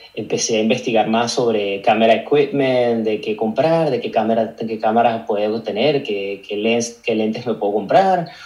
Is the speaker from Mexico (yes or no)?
no; Caracas, Capital District, Venezuela; moved away as an adult; also born or lived in Australia; now in London, United Kingdom; nací en Caracas, Venezuela, como me imagino que muchos de los invitados que tienes aquí en el podcast. Me crié hasta mis 21 años, estuve viviendo en, Caracas, Venezuela